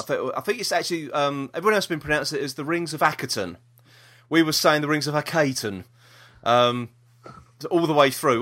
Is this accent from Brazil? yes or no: no; London, United Kingdom; We're from South East London. We don't s, talk proper, do we?